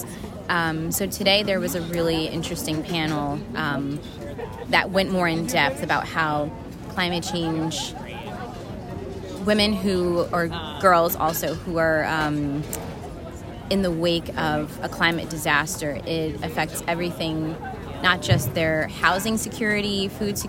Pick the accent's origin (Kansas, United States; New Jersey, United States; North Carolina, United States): New Jersey, United States; also born or lived in Atlanta, Georgia; Born and raised on the East Coast in New Jersey